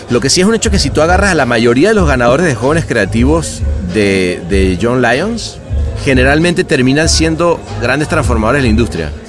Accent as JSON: {"language": "Spanish", "country": "Venezuela", "moved": "as an adult", "lives_now": "Mexico", "said": "yo a mí no me ha tocado más que trabajar eh, cuando salí de Venezuela a México"}